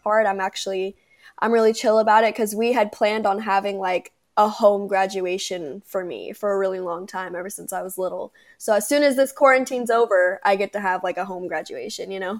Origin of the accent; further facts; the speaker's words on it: Palm Desert, California, United States; now in Temecula, United States; I was born in Palm Desert, California